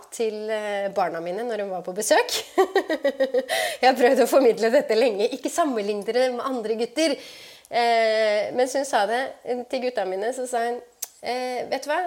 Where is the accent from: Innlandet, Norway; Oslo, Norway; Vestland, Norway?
Oslo, Norway; jeg vokste opp på Romsås